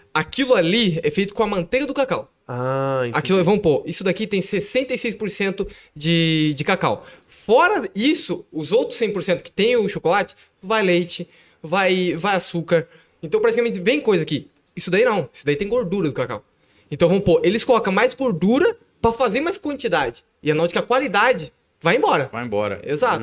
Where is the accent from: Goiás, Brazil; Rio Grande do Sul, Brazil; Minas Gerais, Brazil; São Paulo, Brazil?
São Paulo, Brazil; Ribeirão Preto; now in Ibitinga, Brazil; Eu, eu nasci em Ribeirão Preto, nasci em Ribeirão Preto